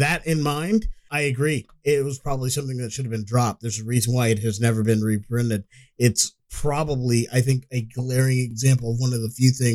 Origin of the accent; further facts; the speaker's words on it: United States; I am an American, even though my family is from Africa.